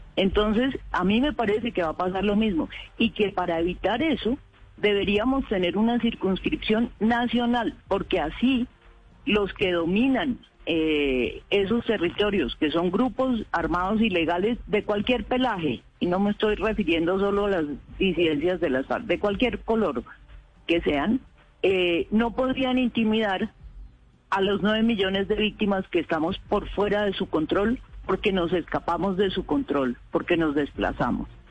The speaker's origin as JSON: {"language": "Spanish", "town": "Pitalito", "region": "Huila", "country": "Colombia", "also_born_or_lived": "Caquetá", "moved": "yes", "lives_now": "Bogotá, Colombia", "said": "Yo soy de Pitalito, Huila, con nexos con el Caquetá también."}